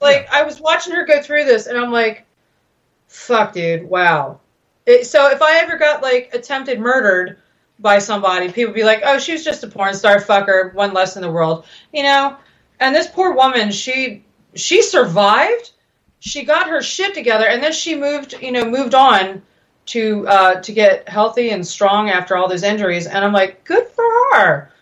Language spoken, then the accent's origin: English; United States; I'm an American